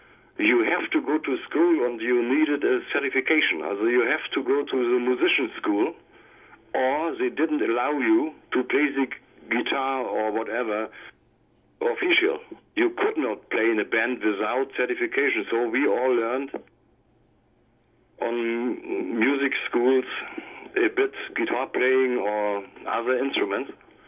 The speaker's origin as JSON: {"language": "English", "region": "East Germany", "country": "Germany", "tie": "born or raised there", "second_language": "English", "said": "Yeah, in the East times, we had a bit other conditions here."}